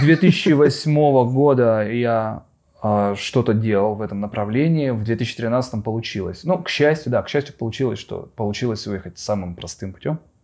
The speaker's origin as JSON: {"language": "Russian", "town": "Khabarovsk", "region": "Khabarovsk Krai", "country": "Russia", "moved": "yes", "said": "я из Хабаровска"}